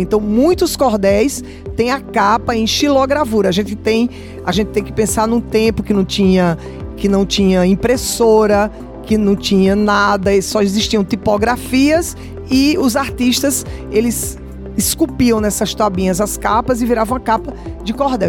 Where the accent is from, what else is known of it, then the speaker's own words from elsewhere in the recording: Brazil; No Brasil a gente tem calor e verão o ano inteiro, a gente não tem neve nunca no Brasil. E na minha terra a gente também não tem inverno